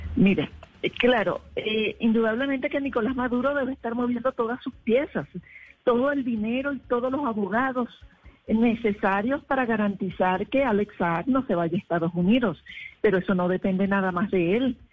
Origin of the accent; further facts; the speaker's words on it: Venezuela; now in Colombia; en Venezuela, en mi país